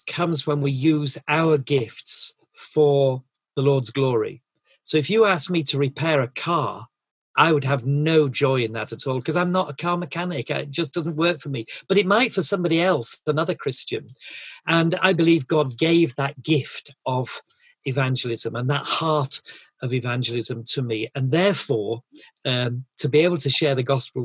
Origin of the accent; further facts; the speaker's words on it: Yorkshire and the Humber, United Kingdom; I'm a Yorkshireman and brought up in a lovely family.